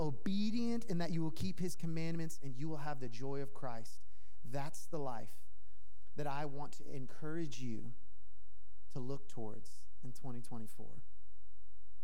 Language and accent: English; Tennessee, United States; now in Los Angeles, United States; I'm from Tennessee. I might have even said y'all, so dead giveaway. But I'm from Tennessee, and I say hello to people, but LA doesn't really